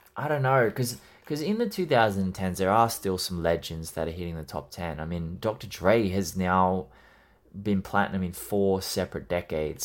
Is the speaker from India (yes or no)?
no; Australia; I'm Australian